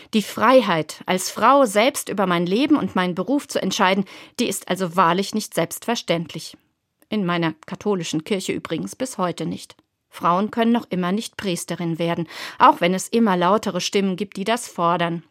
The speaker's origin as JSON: {"language": "German", "country": "Germany", "said": "Bei uns in Deutschland"}